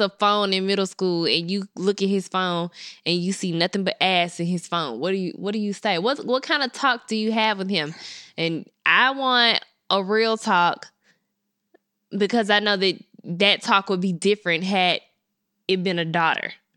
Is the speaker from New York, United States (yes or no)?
no; Memphis, Tennessee, United States; I'm from Memphis. I went to Colonial Middle School.